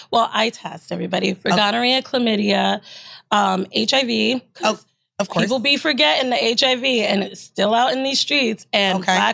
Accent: New York City, New York, United States; Bow, I live in Queens. I was Shout out Castle Hill, Parkchester. Yeah, Let's go Sixth oh, i grew up in Parkchester.

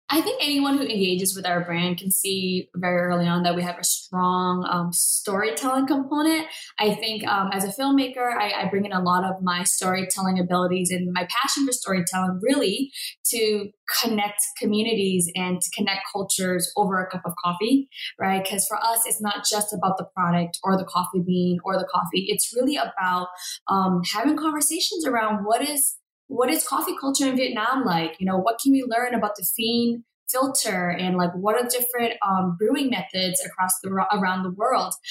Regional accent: Boston, Massachusetts, United States; I was born and raised in Boston, Massachusetts

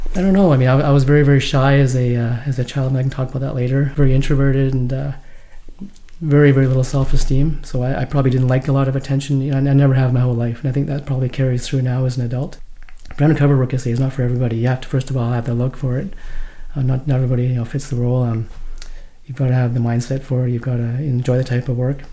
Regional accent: Vancouver, British Columbia, Canada; also born or lived in Hong Kong

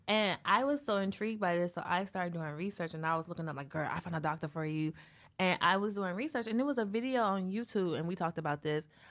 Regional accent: the South, United States; I'm from the South

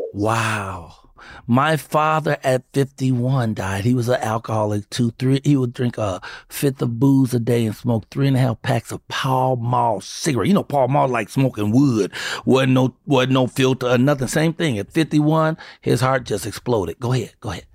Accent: Chicago, Illinois, United States; I'm from Chicago.

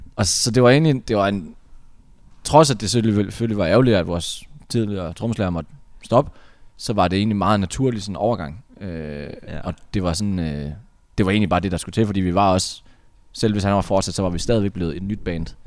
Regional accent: North Jutland, North Denmark Region, Denmark; nu er vi jo fra Nordjylland

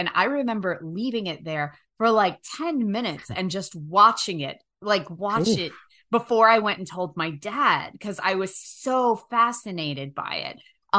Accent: United States; I remember because I grew up on the Shenandoah River and we have leeches

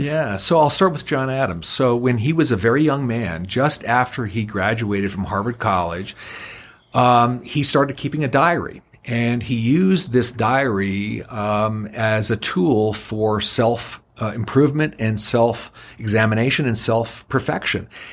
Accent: Niagara Falls, Ontario, Canada; I was born and raised in the honeymoon capital of the world, Niagara Falls

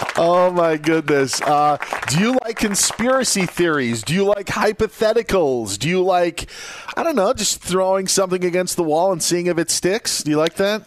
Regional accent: Wisconsin, United States; I grew up in Wisconsin

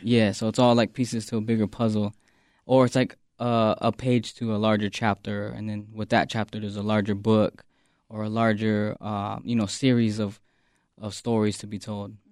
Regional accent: Phoenix, Arizona, United States; born or raised there

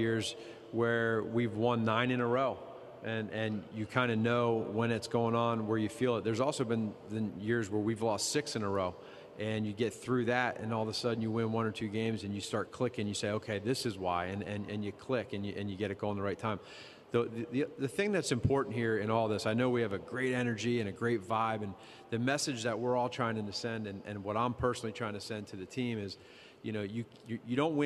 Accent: Pennsylvania, United States; moved away; Mike Pettine and I go back to, we're both from Pennsylvania

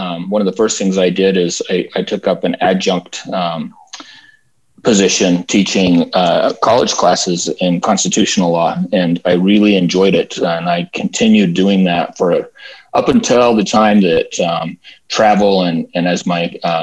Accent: Salt Lake City, Utah, United States; I'm from Salt Lake City, Utah. I was born here and I still live here

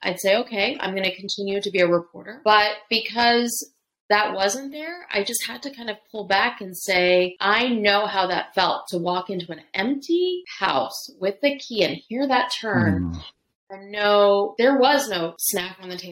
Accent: Pennsylvania, United States; I was a typical latchkey kid in the 80s growing up in Pennsylvania

